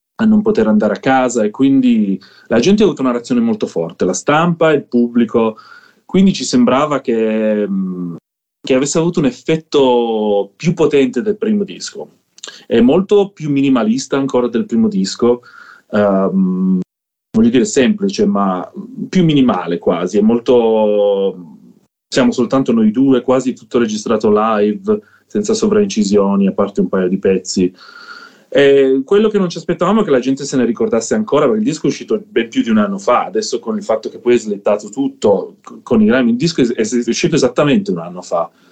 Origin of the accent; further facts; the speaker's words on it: Southern Italy, Italy; moved away as an adult; also born or lived in Netherlands; da dove vengo io, del sud Italia